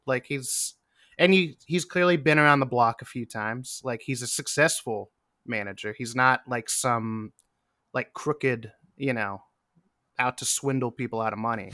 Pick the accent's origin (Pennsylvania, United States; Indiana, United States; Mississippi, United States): Pennsylvania, United States; Western; now in New York, United States; I'm from Western Pennsylvania, also like a 90 minute drive from Erie.